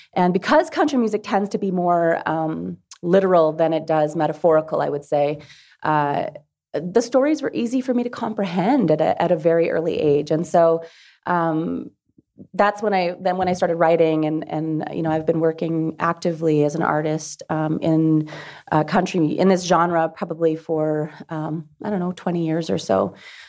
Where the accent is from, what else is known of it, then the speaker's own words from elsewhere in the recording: Dauphin, Manitoba, Canada; I lived in a small town. I grew up in Dauphin. It's a town of about 6,000, 7,000 people.